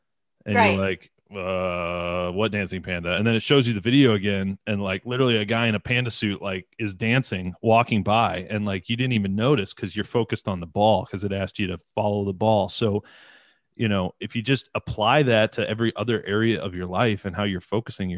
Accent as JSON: {"language": "English", "town": "Detroit", "region": "Michigan", "country": "United States", "said": "from Detroit."}